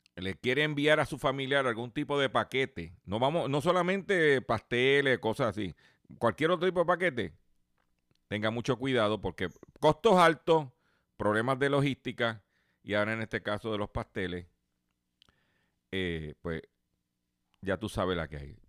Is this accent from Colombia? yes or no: no; Puerto Rico; nosotros somos territorio y somos parte de los Estados Unidos